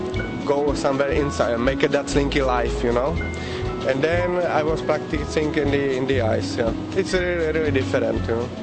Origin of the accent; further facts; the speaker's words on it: Prague, Czechia; English is a second language; I'm from Czech Republic, from Prague